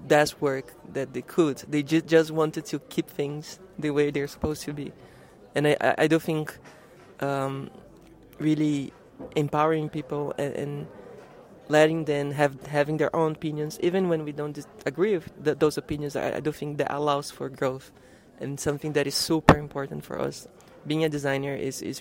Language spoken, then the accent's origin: English; Brazil; moved away as an adult; also born or lived in Italy; I'm from Brazil